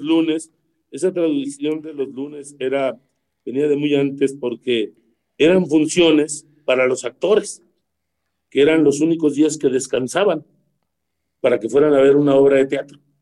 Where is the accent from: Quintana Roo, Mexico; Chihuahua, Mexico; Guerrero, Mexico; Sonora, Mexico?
Sonora, Mexico; Ures; moved away; Mi equipo, el de Ures